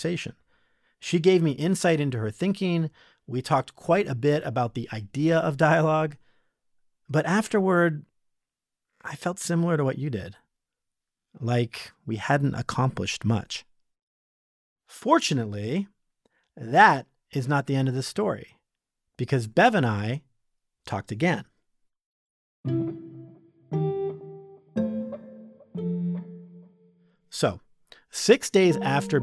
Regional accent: Canada; moved away as an adult; now in United States; I was born in Canada, but I'm an American citizen. I lived there for 19 years.

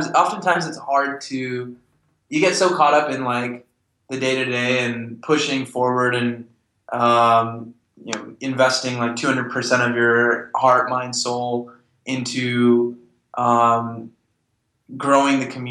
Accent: United States; I grew up in America with sort of both cultures

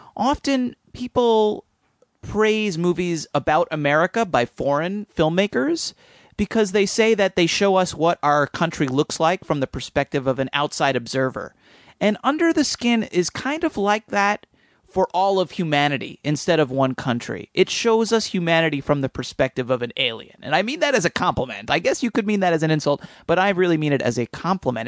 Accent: suburban New Jersey, United States; in suburban New Jersey in my hometown

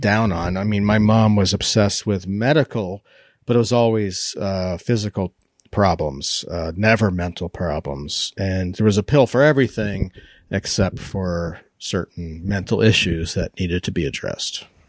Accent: Maryland, United States; I grew up with this in Maryland.

